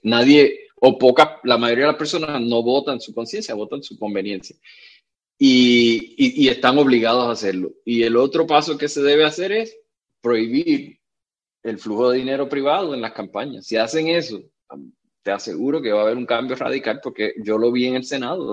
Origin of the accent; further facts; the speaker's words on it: Puerto Rico; Y yo le dije de Puerto Rico